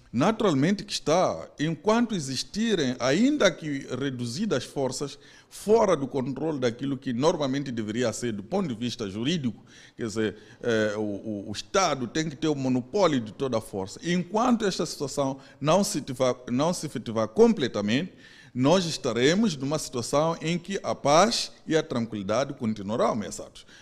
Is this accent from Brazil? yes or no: no; Mozambique; nossas como moçambicanos